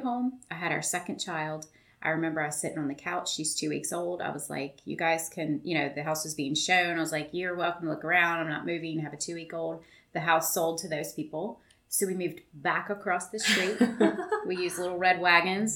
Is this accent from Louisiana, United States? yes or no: yes; central Louisiana, United States; now in Baton Rouge, United States; from central Louisiana, which is, you know, just 20, 30 minutes from here uh, grew up there